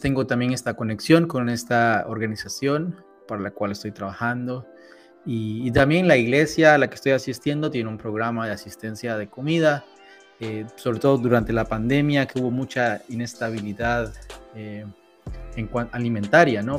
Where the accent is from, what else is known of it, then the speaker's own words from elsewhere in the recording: San Salvador, El Salvador; moved away as an adult; also born or lived in Southern California; now in Washington DC area, United States; soy salvadoreño. Eh, nací y crecí en El Salvador